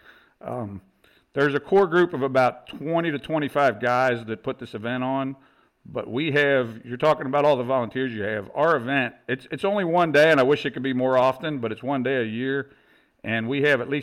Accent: Northern Kentucky, United States; I'm from Northern Kentucky, born and raised here, and it's a suburb. We're just south of Cincinnati

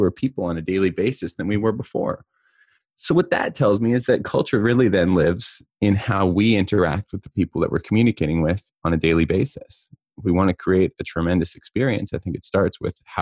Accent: Southeast Kootenays, British Columbia, Canada; also born or lived in Cranbrook, British Columbia; the Southeast Kootenays where I grew up.

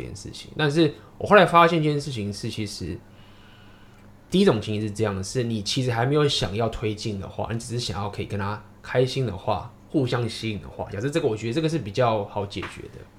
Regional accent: Taiwan; 我是台湾

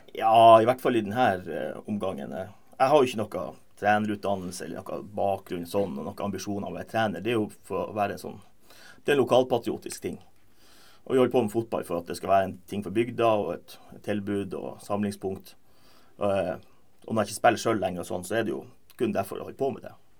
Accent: Lakselbukt, Ullsfjord, Troms, Norway; hjembygda mi, Ulsfjord fra Lakselbukt

